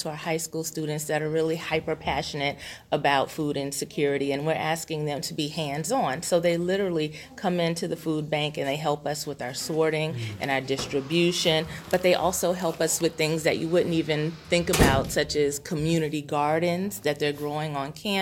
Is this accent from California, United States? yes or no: no; Houston, Texas, United States; moved away; I'm originally from Houston, Texas